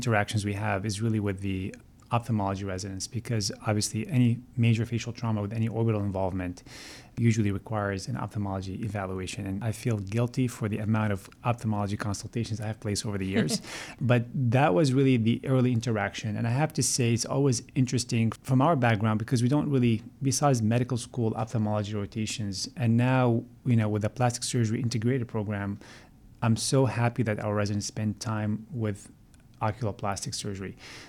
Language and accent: English; Montreal, Quebec, Canada; I grew up in Montreal and influenced by my siblings, to be honest with you, to go into dental school.